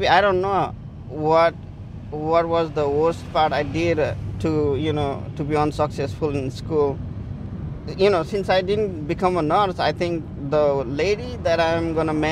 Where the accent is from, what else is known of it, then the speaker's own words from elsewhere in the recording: Nepal; now in United States; I am from Nepal